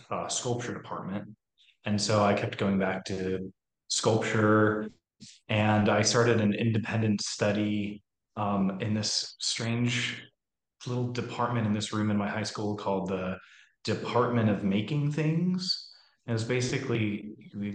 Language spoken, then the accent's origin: English; Seattle, Washington, United States; moved away as an adult; also born or lived in New York State / San Diego, California; So I'm from Seattle. I grew up in Seattle, Washington, did some school out in New York State